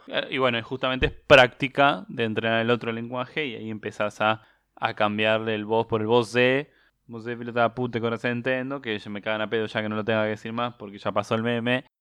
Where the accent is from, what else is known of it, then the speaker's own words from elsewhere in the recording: Argentina; nosotros hablamos así por, bueno, justamente porque éramos el granero del mundo, porque los italianos venían para acá